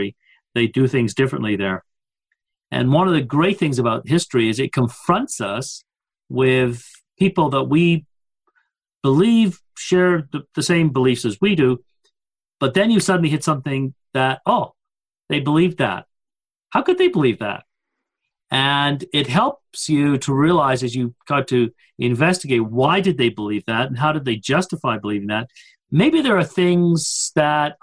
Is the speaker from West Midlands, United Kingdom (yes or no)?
yes; Coventry, West Midlands, United Kingdom; born or raised there; now in Louisville, United States